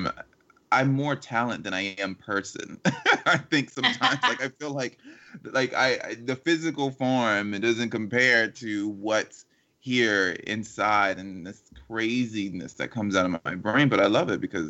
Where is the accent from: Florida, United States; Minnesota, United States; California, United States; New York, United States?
Florida, United States; Miami; We're both from Miami, Florida